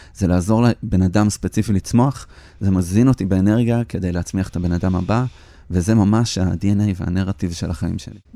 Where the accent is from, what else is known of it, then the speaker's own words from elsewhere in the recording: Petah Tikva, Central District, Israel; שגדלנו בדאונטאון פתח תקווה של שנות ה-80